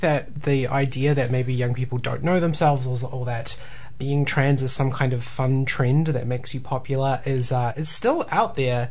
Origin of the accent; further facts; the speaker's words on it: Tauranga, Bay of Plenty, New Zealand; now in Waikato, New Zealand; I grew up in Tauranga, but I've been in the Waikato for oh man, like 14 years now